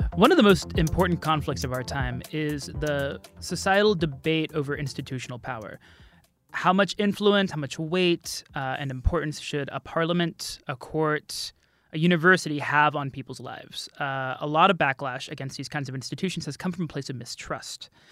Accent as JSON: {"language": "English", "country": "United States", "moved": "yes", "lives_now": "Kurdistan, Iraq", "said": "As an American"}